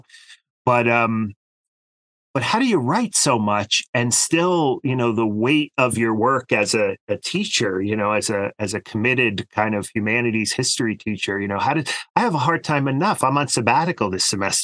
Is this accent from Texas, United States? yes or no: no; New Jersey, United States; now in Pennsylvania, United States; I grew up, my listeners know, I grew up in New Jersey. I now live in the frontier of central Pennsylvania